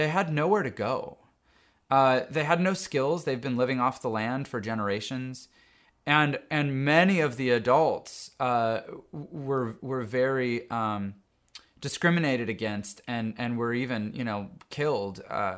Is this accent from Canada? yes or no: yes; Canada; moved away as an adult; now in United States; I grew up in Canada, lived most of my adult life in the U.S.